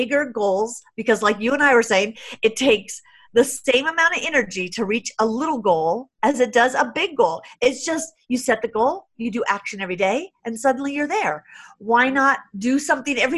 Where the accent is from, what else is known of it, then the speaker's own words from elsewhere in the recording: San Jose, California, United States; I grew up really poor in San Jose, California